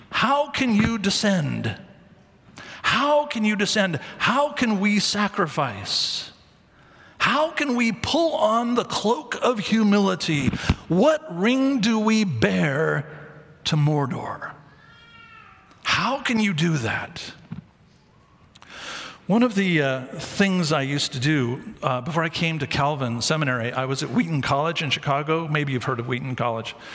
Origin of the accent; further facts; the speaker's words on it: Mumbai, Maharashtra, India; I'm from Mumbai. And I went to medical school there